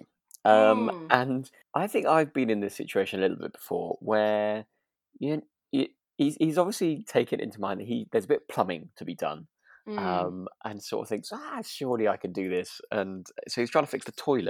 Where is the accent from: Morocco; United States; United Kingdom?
United Kingdom; Harrogate, Yorkshire and the Humber; I was born in Harrogate, so I was born very near, with a Betty's on the horizon.